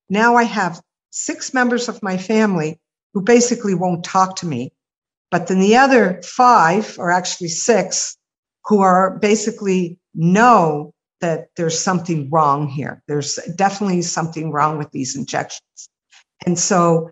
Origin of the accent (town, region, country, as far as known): Nova Scotia, Canada